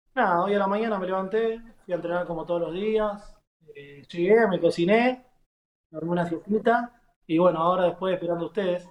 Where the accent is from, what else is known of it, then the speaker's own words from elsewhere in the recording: Guernica, Buenos Aires Province, Argentina; moved away as an adult; also born or lived in Asunción, Paraguay; now in Paraná, Argentina; Yo soy de Guernica, zona sur, bien al fondo.